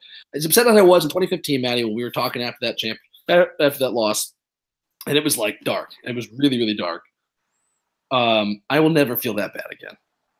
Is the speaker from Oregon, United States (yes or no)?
no; Cleveland, Ohio, United States; We're from Cleveland.